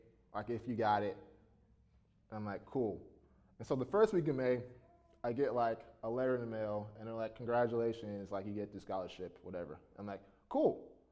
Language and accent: English; Richmond, Virginia, United States; moved away as an adult; also born or lived in Kansas; I'm from Richmond, Virginia, from the East Coast. Okay, so that's where I was raised